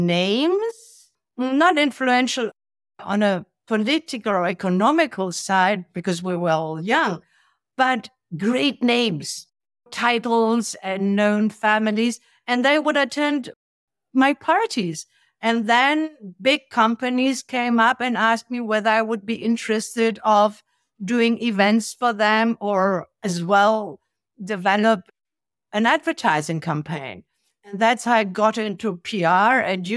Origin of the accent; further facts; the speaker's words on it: Italy; also born or lived in Germany / Africa; I was raised in Italy and in Africa. I'm German born. I hardly lived there. So by the time I was six, I was speaking three languages pretty well. And I grew up in the Italy of the 70s and beginning of 80s